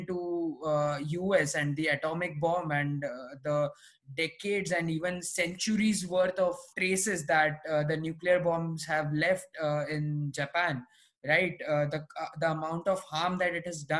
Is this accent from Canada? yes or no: no; India; as an Indian